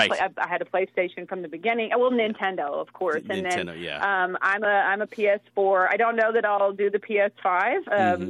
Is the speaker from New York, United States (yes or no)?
no; Texas, United States; I'm from Texas.